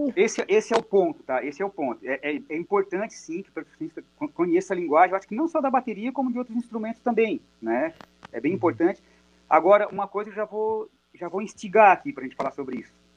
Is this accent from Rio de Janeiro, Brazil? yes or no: no; Araranguá, Santa Catarina, Brazil; a minha cidade natal é uma cidade perto de, de Criciúma, a 30 quilômetros de Criciúma, chamada Araranguá.